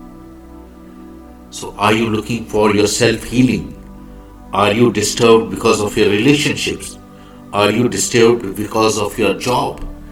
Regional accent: India; I am the Indian monk

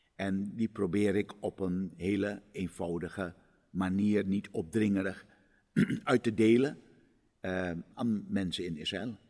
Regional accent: Suriname; now in Amsterdam, Netherlands; ik ben in Suriname geboren en opgegroeid

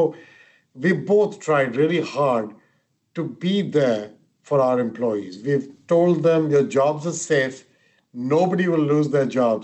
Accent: India; moved away; I'm of Indian origin, and the country I came from

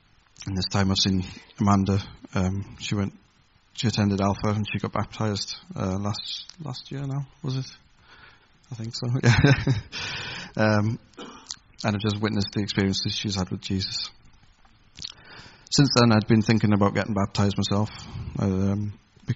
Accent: Carlisle, North West England, United Kingdom; moved away as an adult; also born or lived in Taynuilt, near Oban, Scotland / Holland; When I was 9 years old, we moved down here to Carlisle

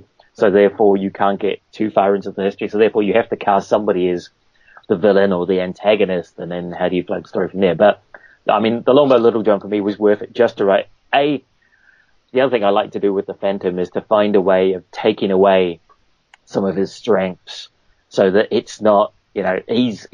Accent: Auckland, New Zealand; moved away as an adult; also born or lived in Cambridge, New Zealand; now in United Kingdom; I'm from the North Island. Cambridge in the North Island, but basically grew up in Auckland.

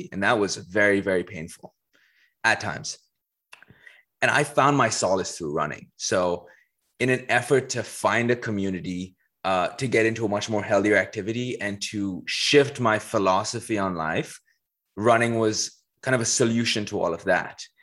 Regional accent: Dubai, United Arab Emirates; moved away as an adult; also born or lived in Paris; I was born in Paris and pretty quickly moved to Dubai. That's where I spent a majority of my childhood, right from like age one all the way to age 18.

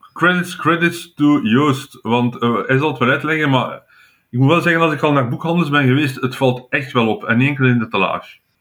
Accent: Flanders, Belgium; als Vlaming

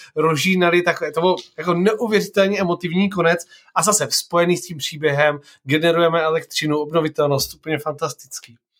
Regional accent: Olomouc, Olomouc Region, Czechia; já jsem z Olomouce

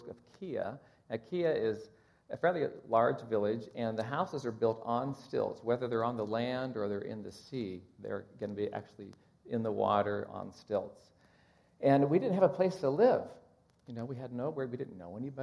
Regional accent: Kansas, United States; I'm from Kansas

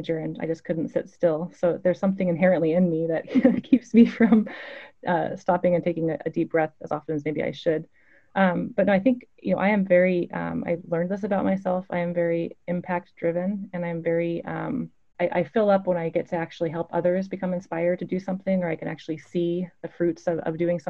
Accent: Clackamas, Oregon, United States; I grew up in Clackamas, Oregon

